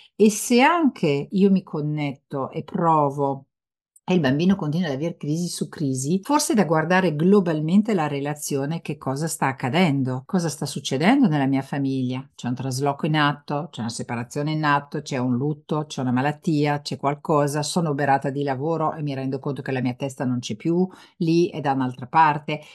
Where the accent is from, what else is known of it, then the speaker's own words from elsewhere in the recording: France; moved away; io sono nata in Francia